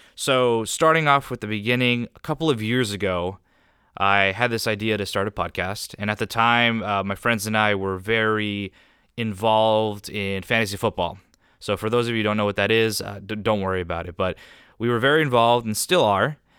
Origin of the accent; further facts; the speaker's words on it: Southern California, United States; I was raised here in Southern California, where I continue to live